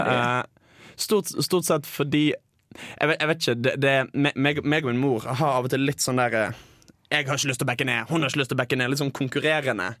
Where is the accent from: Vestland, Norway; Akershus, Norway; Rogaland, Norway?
Vestland, Norway; Bergen; jeg går på et utested eh, hjemme i Bergen. Dette er året jeg er på folkehøyskole, så eh, jeg er hjemme i høstferien